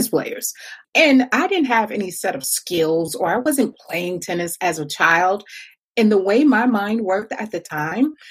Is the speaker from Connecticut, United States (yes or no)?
yes; Connecticut, United States; also born or lived in Ohio; was born in Ohio, moved to Connecticut with my mom and my sister for a little while.